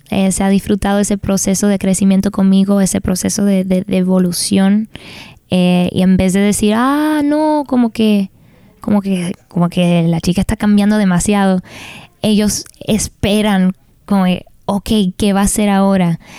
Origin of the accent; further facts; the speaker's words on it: United States; Yo también soy latina, pero nacida aquí en los Estados Unidos